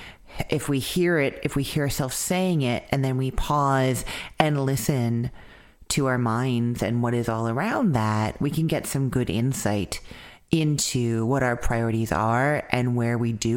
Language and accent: English; Winnipeg, Manitoba, Canada; moved away; Winnipeg, Manitoba, Canada, my hometown.